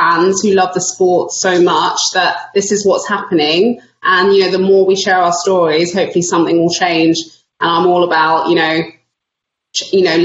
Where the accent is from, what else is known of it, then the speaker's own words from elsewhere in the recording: London, United Kingdom; I grew up in Northwest London, Stonebridge Park.